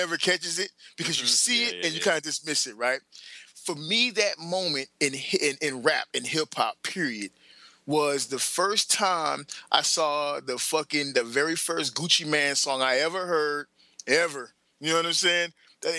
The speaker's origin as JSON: {"language": "English", "region": "the South", "country": "United States", "said": "I'm from the South"}